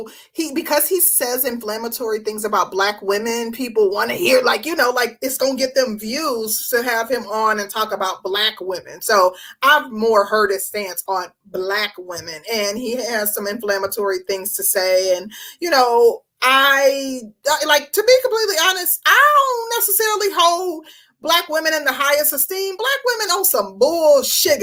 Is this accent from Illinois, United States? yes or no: no; Milwaukee, Wisconsin, United States; now in Georgia, United States; I'm from Milwaukee